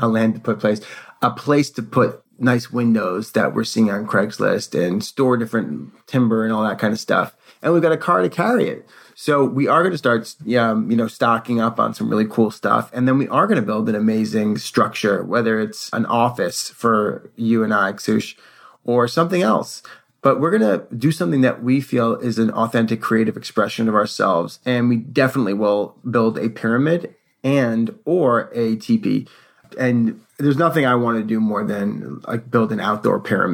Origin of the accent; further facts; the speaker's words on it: New York City, New York, United States; moved away; somebody who was born and raised in New York City